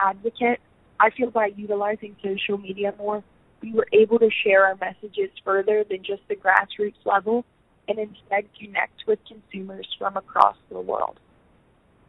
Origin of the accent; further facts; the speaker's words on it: Huntingdon County, Pennsylvania, United States; I'm from Huntington County, where I grew up on my grandparents' dairy farm